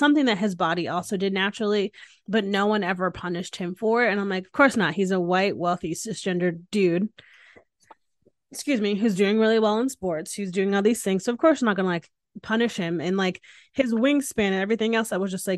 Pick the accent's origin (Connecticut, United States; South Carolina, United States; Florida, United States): Connecticut, United States; Hamden; I grew up in Hamden, Connecticut, which is in Southern Connecticut